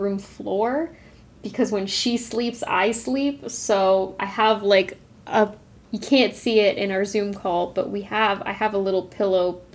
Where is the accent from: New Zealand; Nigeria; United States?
United States; Arizona; I grew up in Arizona